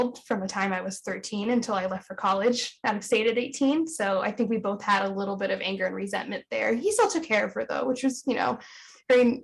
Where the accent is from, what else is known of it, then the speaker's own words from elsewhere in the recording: Pennsylvania, United States; also born or lived in California; I was born in California, and he got a really great job working for a wheelchair manufacturing company in Pennsylvania. So he moved us across country when I was around the age of 3